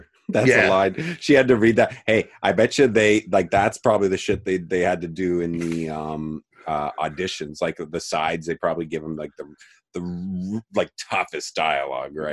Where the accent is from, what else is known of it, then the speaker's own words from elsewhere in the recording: Canada; as a Canadian.